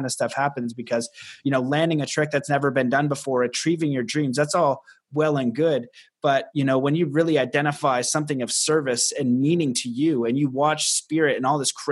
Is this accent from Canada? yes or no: yes; Canada; I'm Canadian